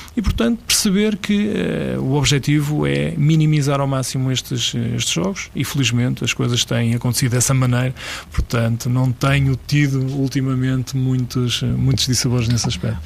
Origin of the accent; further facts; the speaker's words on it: Lordelo, Portugal; em Lordelo, que é de onde eu sou